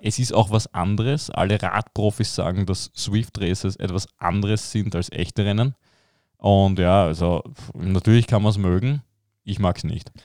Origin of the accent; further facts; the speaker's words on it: Belgium; ich als Belgier